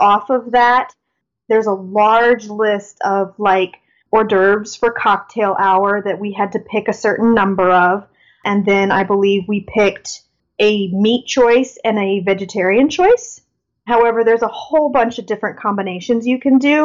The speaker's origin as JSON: {"language": "English", "region": "Northern Virginia", "country": "United States", "said": "I am from Northern Virginia"}